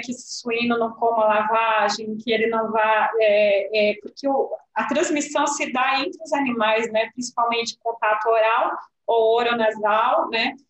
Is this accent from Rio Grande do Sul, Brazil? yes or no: yes; Pelotas, Rio Grande do Sul, Brazil; eu que sou de Pelotas, São Lourenço ali